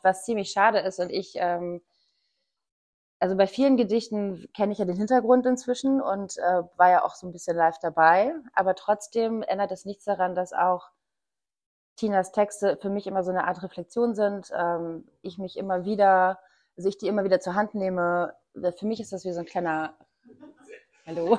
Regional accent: East Germany, Germany; now in Hamburg, Germany; also ich komme aus dem Osten

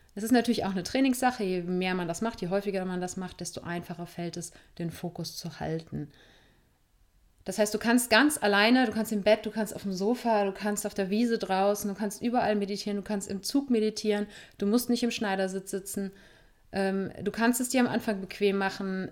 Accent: Germany; Wir sind hier in Deutschland, in Meckert-Deutschland aufgewachsen.

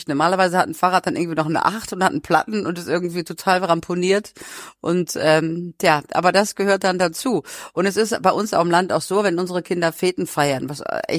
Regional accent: North Rhine-Westphalia, Germany; Das sind so äh, meine Kindheit am Niederrhein

